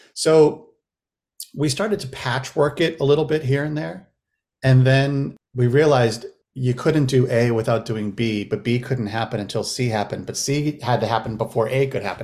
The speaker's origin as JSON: {"language": "English", "region": "Massachusetts", "country": "United States", "tie": "born or raised there", "also_born_or_lived": "Los Angeles, California / Lenox, Massachusetts", "moved": "yes", "lives_now": "St. Louis, United States", "said": "I moved back to Massachusetts, uh, where I grew up, where I was born and raised in Massachusetts"}